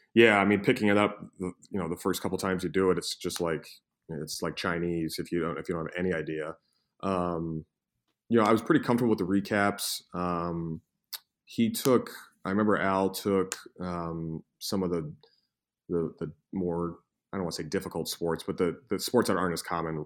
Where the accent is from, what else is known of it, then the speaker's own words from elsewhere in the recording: Cleveland, Ohio, United States; I'm from Cleveland